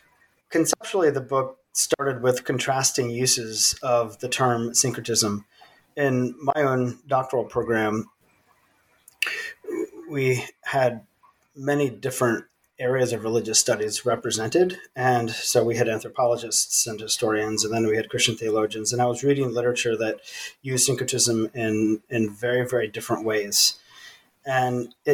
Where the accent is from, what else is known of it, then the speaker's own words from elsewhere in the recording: Virginia, United States; also born or lived in East Africa / South Sudan; I was born and raised in the United States in the state of Virginia